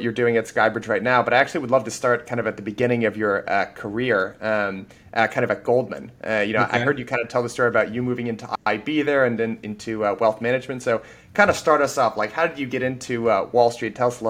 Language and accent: English; Andover, Massachusetts, United States; I'm actually from just outside Andover, Massachusetts.